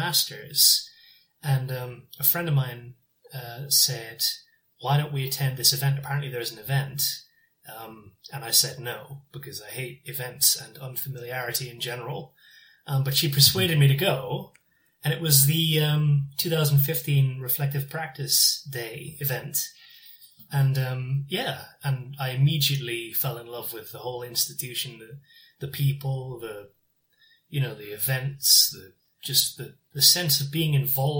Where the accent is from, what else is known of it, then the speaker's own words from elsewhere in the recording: Newcastle upon Tyne, North East England, United Kingdom; moved away as an adult; now in South Korea; I'm from Newcastle in England.